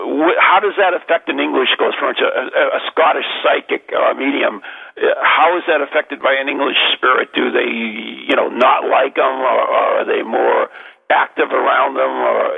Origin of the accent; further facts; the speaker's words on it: New England, United States; accent: New England; It's my New England accent.